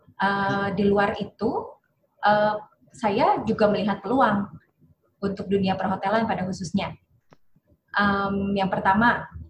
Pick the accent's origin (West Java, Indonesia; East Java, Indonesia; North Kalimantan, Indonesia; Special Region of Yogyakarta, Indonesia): West Java, Indonesia; Bandung; also born or lived in Semarang; Lahir di Semarang tapi besar di Bandung